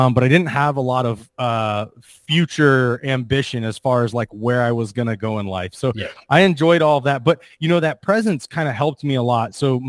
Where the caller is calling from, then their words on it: Charleston, South Carolina, United States; I'm in Charleston, South Carolina. So we're a little behind you, correct?